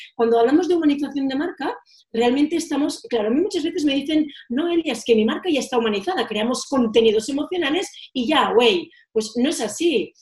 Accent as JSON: {"language": "Spanish", "town": "Girona", "region": "Catalonia", "country": "Spain", "tie": "born or raised there", "also_born_or_lived": "Menorca", "moved": "as an adult", "said": "Mis padres y mis abuelos eh, tuvieron un hostal en mi ciudad natal, Girona"}